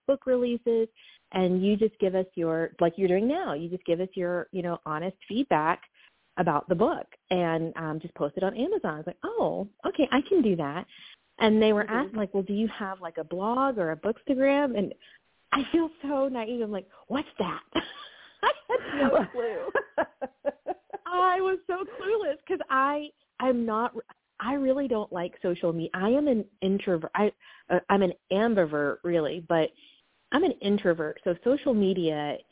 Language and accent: English; Knoxville, Tennessee, United States; I'm from Knoxville, Tennessee